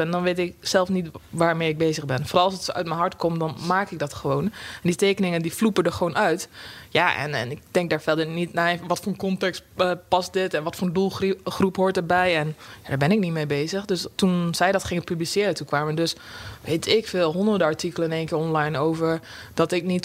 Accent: Drenthe, Netherlands; accent: Rotterdam; now in Rotterdam, Netherlands; Ik ben heel impulsief verhuisd van Drenthe naar Rotterdam, vandaar mijn accent.

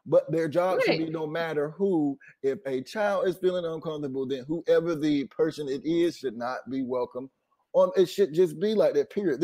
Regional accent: North Carolina, United States; I'm from North Carolina, and right under Virginia

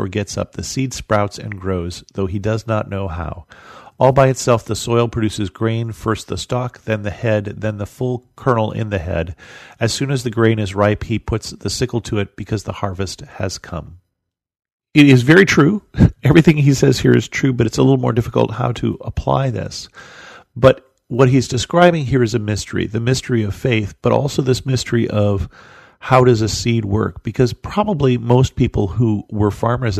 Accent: United States; as an American

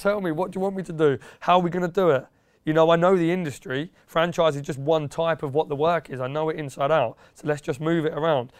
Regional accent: Yaxley, East of England, United Kingdom; moved away as an adult; also born or lived in Peterborough; now in London, United Kingdom; I was born in Peterborough, and there's a little village about ten minutes away near the A one called Yaxley. Um, I grew up around there, twenty odd years

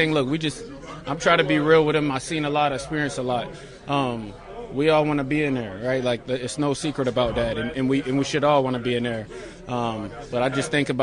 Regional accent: Syracuse, New York, United States; growing up in Syracuse, 2.5 hours away

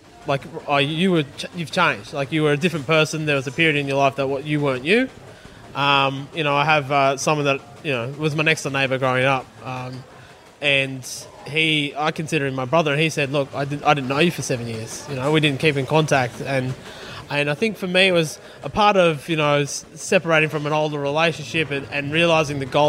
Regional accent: Blue Mountains, west of Sydney, New South Wales, Australia; I grew up in the Blue Mountains, west of Sydney

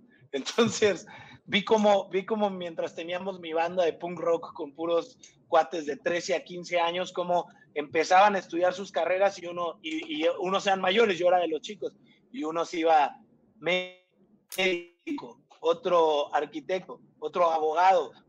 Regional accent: Irapuato, Guanajuato, Mexico; moved away as an adult; now in Mexico City, Mexico; soy, soy de Irapuato, Guanajuato. Este, nací, crecí allá

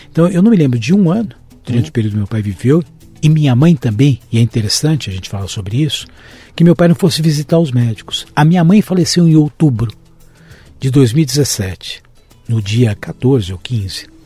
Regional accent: São Paulo, Brazil; Eu nasci em São Paulo. Paulista da Gema? Paulista da Gema.

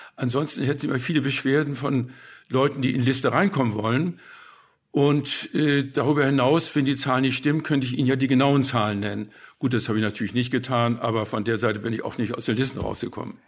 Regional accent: Hamburg, Germany; also born or lived in West Prussia / Bad Segeberg; Denn wir sind ja als Flüchtlinge von Westpreußen gekommen. Zuerst nach Bad Segeberg, wo wir zwangseinquartiert wurden in einer Villa mit anderen Flüchtlingen. Und dann sind wir nach Hamburg weitergezogen

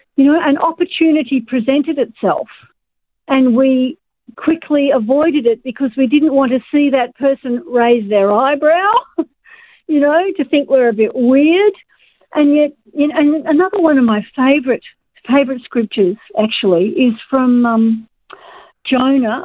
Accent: Australia; us as Australian Christians

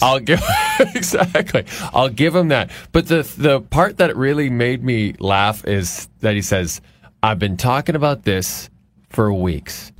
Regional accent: Athabasca, Alberta, Canada; born or raised there; moved away

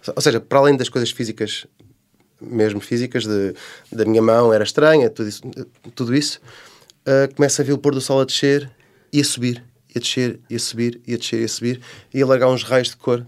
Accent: Portugal; sou de Portugal

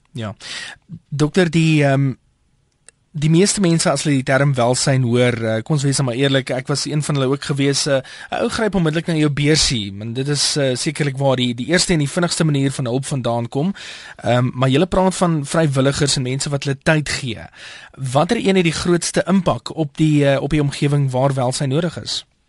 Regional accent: South Africa; ons as Suid-Afrikaners

